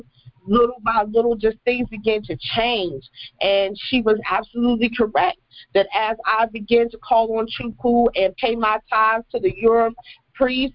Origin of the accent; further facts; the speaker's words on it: United States; moved away as an adult; now in Belize; I'm from the United States, but I made a journey across the water to live in Belize